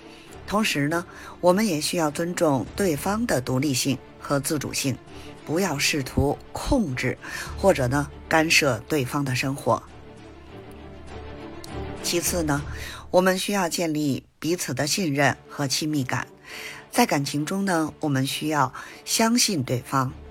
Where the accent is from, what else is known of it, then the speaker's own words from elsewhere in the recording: Beijing, China; ，咱们下期节目再见